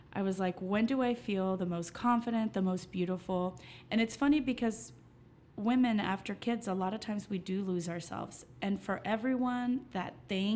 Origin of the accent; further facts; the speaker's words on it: Allen, Texas, United States; Growing up, I grew up in Allen, Texas